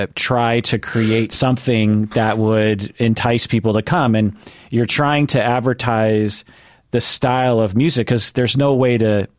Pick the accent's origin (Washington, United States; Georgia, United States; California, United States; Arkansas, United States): Washington, United States; Sammamish; I grew up in Sammamish, if you know where that is. So outside the city as well.